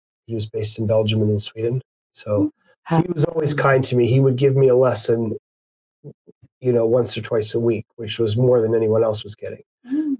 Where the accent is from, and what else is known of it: Calgary, Alberta, Canada; born or raised there; moved away; also born or lived in Ireland